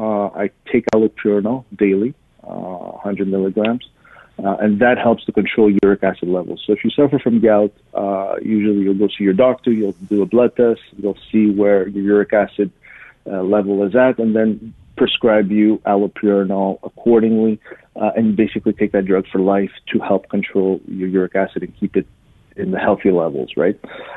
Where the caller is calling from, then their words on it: Montreal, Quebec, Canada; I'm in the Montreal area in Quebec.